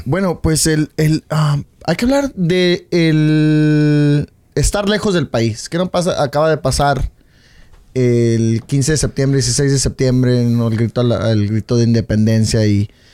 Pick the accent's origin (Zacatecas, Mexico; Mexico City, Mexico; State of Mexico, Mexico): Zacatecas, Mexico; now in United States; como mexicano